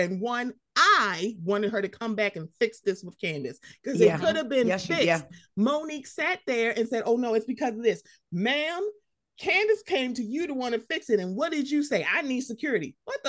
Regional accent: Baltimore, Maryland, United States; I'm from Baltimore, just like Robin is.

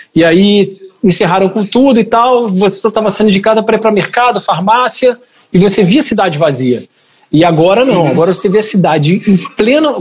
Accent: Rio de Janeiro, Brazil; moved away as an adult; also born or lived in Lisbon, Portugal / São Paulo; now in Joinville, Brazil; já sou nascido e criado na Tijuca, morei no Rio

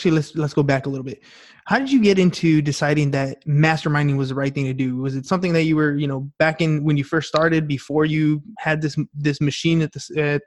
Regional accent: San Diego, California, United States; also born or lived in Los Angeles; I was born in LA, but I was raised in San Diego

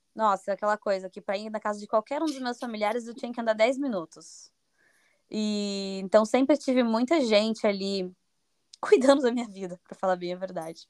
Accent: Curitiba, Paraná, Brazil; moved away as an adult; also born or lived in United States / Belgium; now in Lisbon, Portugal; eu sou de Curitiba, Paraná, no Brasil. Eu vivo em Lisboa, Portugal.

